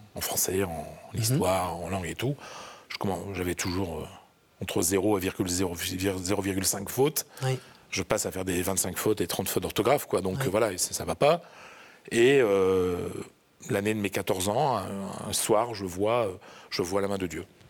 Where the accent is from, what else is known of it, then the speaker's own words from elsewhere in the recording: France; moved away as an adult; also born or lived in Madrid, Spain; Moi, je suis français, je suis un laïc